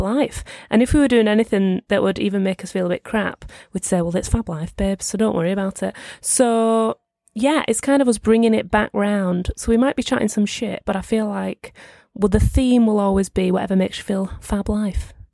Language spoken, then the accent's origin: English; St Helens, North West England, United Kingdom; now in London, United Kingdom; I am from the Northwest